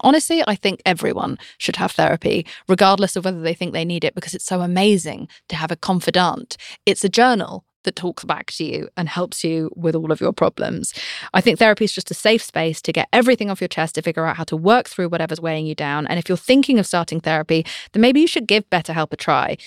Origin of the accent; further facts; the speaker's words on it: United Kingdom; I'm British